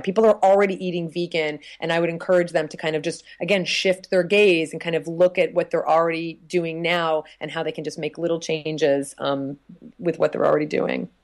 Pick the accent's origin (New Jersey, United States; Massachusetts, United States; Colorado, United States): New Jersey, United States; moved away; I'm from New Jersey originally